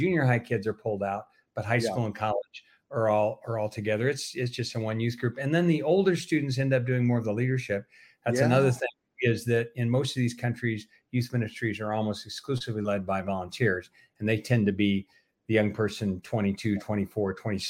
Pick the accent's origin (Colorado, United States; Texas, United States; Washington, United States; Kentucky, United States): Colorado, United States; Denver; moved away as an adult; also born or lived in Philippines / Germany; now in Czech Republic; I grew up in Denver, Colorado. I was born actually, although in the Philippines. I'm a second generation missionary, but grew up in Denver, Colorado.